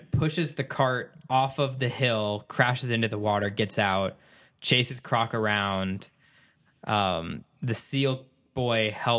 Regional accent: Texas, United States; I'm from Texas.

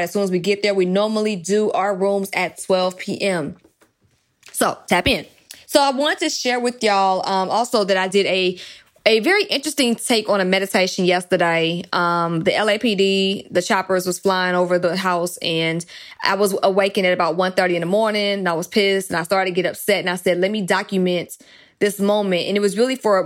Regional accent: DeKalb County, Georgia, United States; I'm from DeKalb County. I'm from that area all over Stone Mountain, Lithonia, Decatur area. I either went to school or lived in any of those three cities

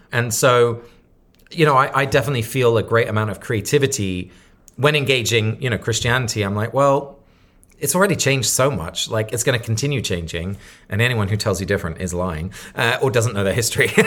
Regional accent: Sussex, South East England, United Kingdom; now in New York, United States; I grew up in Sussex

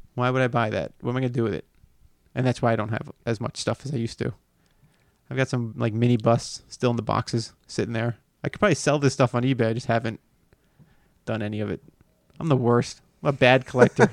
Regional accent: Miami, Florida, United States; moved away; I grew up in Miami

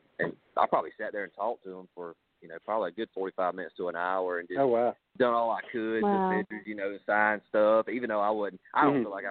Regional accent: Georgia, United States; I'm from Georgia

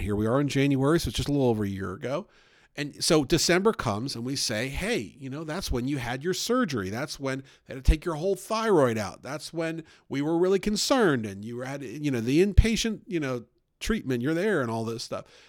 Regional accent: the North, United States; now in Southern United States; I grew up up north, and we had all kinds of Jewish holidays

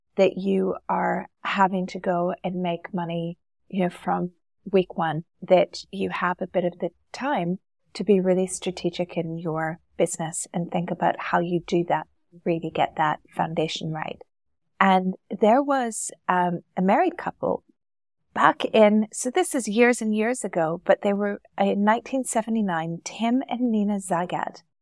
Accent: Canada; moved away as an adult; now in Dubai, United Arab Emirates; Originally, I'm from Canada

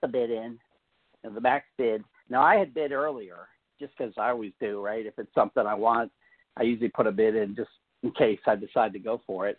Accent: Pennsylvania, United States; I, I, I grew up in Pennsylvania

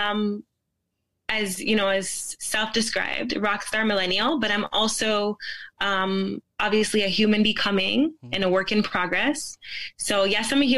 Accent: Toronto, Ontario, Canada; also born or lived in Jamaica / Brampton; I grew up in a city called, a place in Toronto called Rexdale.

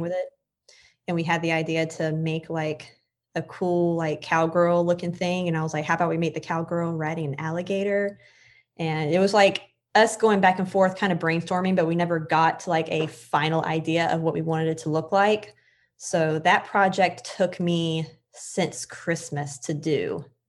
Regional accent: Florida, United States; also born or lived in New York; I'm from Florida

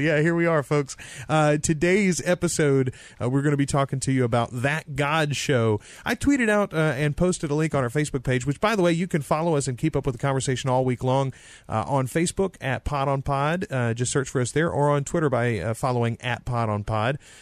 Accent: the South, United States; now in Louisiana, United States; we are both colored by uh, the Southern Methodist, the Baptist

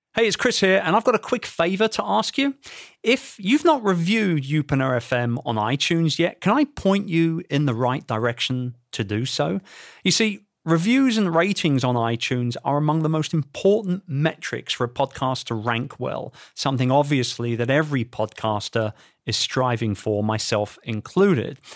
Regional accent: London, United Kingdom; in the Grand City of London, England, my hometown

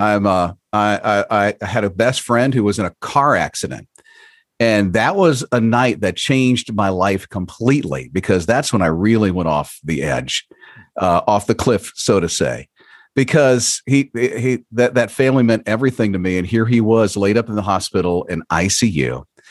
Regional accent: Florida, United States; I'm from Florida

